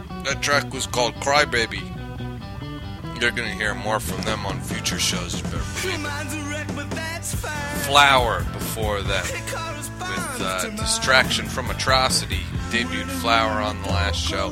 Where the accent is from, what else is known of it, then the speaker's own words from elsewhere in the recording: New York, United States; accent: New York; I grew up in New York